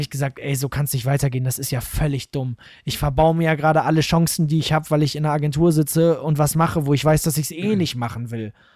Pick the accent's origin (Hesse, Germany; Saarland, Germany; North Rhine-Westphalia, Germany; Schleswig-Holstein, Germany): North Rhine-Westphalia, Germany; Münster; ich komme aus Gremmendorf, so einem kleinen Dorf in Münster